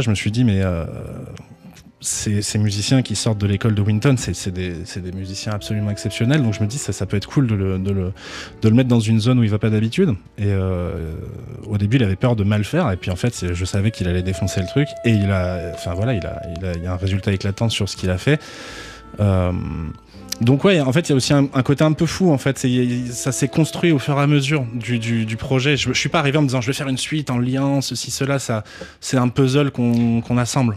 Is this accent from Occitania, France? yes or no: yes; Toulouse, Occitania, France; je suis originaire de Toulouse